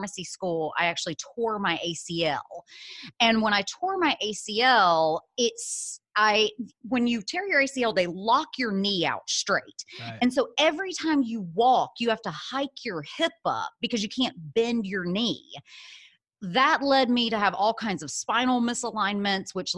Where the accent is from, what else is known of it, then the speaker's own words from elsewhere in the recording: Birmingham, Alabama, United States; moved away as an adult; also born or lived in San Francisco; I am originally from Birmingham, Alabama, was born in Alabama, raised there my whole life, all the way through college